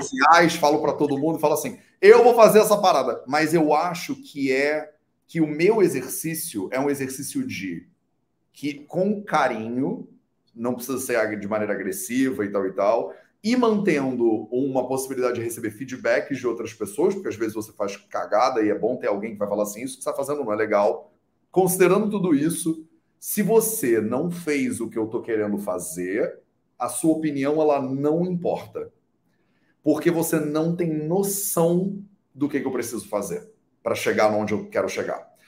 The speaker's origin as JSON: {"language": "Portuguese", "country": "Brazil", "said": "eu sou brasileiro"}